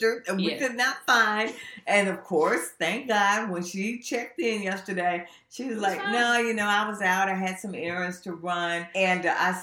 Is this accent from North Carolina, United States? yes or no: no; South Carolina, United States; now in Richmond, United States; my hometown in South Carolina